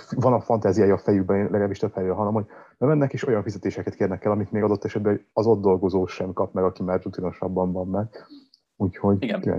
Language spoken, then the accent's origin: Hungarian; Győr, Győr-Moson-Sopron, Hungary; born or raised there; moved away as an adult; also born or lived in Germany; now in Budapest, Hungary